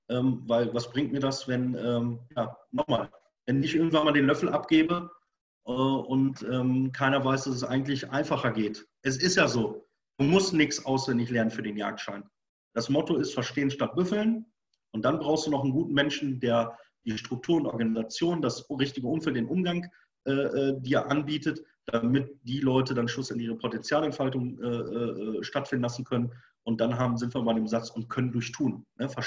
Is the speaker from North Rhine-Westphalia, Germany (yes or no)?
yes; Bochum, North Rhine-Westphalia, Germany; Ich komme nicht aus dem Jägerhaushalt. Ich komme von der Königsallee, von Bochum. Ich bin Bochumer Jung. Da ist nichts mit Wald oder irgendwas, ja.